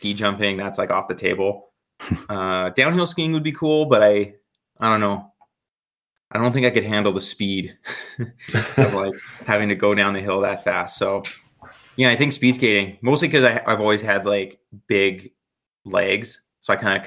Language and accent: English; Calgary, Alberta, Canada; growing up in Calgary, I happen to live close to the mountains